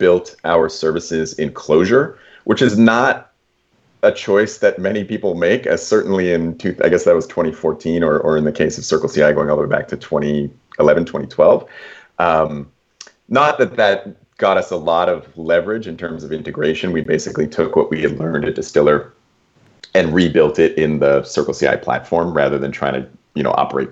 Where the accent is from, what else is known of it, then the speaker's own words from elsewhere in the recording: Toronto, Ontario, Canada; also born or lived in Kingston, Ontario; I'm from Toronto